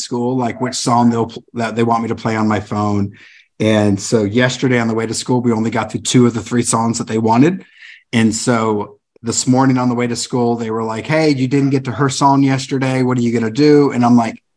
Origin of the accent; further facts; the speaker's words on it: California, United States; I grew up in California.